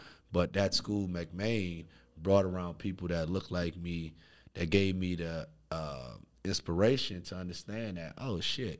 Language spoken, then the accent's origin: English; New Orleans, Louisiana, United States; Man, so I'm from New Orleans, Louisiana, born and raised. Shout out Fifth Ward, New Orleans East.